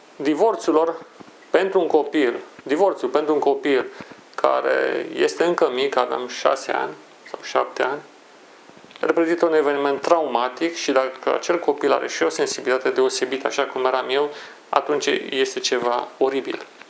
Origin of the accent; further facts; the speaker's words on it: Brașov, Brașov County, Romania; moved away; am călătorit la Brașov, orașul meu natal